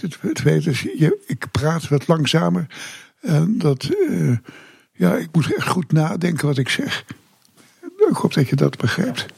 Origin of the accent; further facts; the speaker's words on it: Groningen, Netherlands; also born or lived in Semarang, Indonesia / Ter Apel; now in Kaatsheuvel, Netherlands; zijn wij gaan wonen in Groningen. Daar heb ik de lagere school gedaan. Daar heb ik ook middelbare school gedaan.